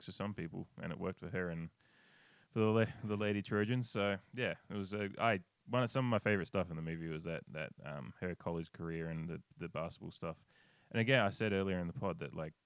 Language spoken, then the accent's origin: English; Australia; as an Australian